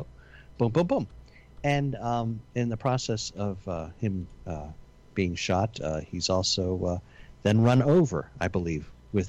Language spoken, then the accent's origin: English; Italy; But I'm from Italy.